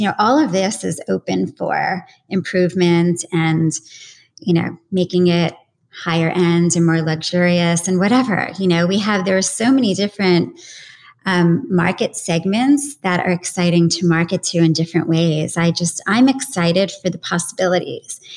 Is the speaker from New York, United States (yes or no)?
yes; New York, United States; as a New Yorker